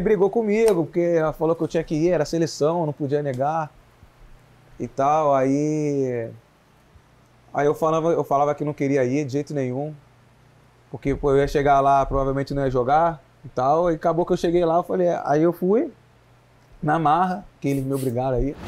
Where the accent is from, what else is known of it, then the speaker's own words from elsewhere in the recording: Rio de Janeiro, Brazil; now in Belo Horizonte, Brazil; Eu sou do, do Rio de Janeiro mesmo, capital.